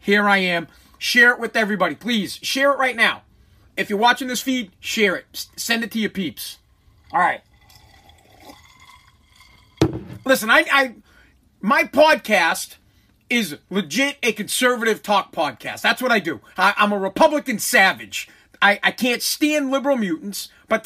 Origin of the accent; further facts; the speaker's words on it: Massachusetts, United States; I'm from Massachusetts, so I talk Mass. Up here in Massachusetts